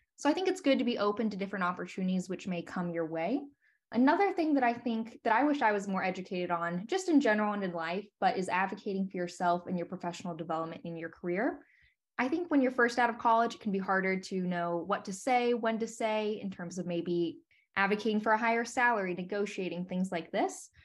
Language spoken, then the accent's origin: English; Dayton, Ohio, United States; also born or lived in Washington, D.C.; now in Columbus, United States; ended up in Columbus, Ohio, which is just about an hour away from my hometown in Dayton, Ohio